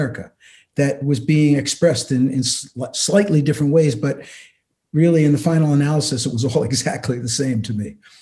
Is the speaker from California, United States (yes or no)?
no; outside of Philadelphia, Pennsylvania, United States; I grew up outside of Philadelphia